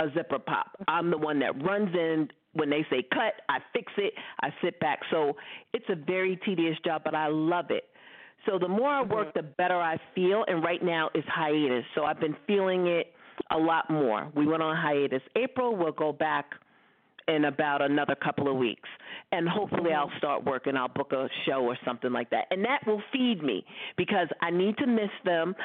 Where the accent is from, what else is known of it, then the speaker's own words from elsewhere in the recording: New York City, New York, United States; I grew up in Brooklyn.